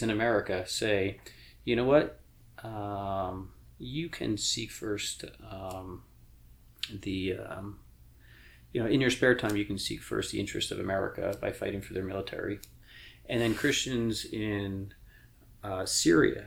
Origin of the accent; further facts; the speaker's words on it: New York, United States; We're both from New York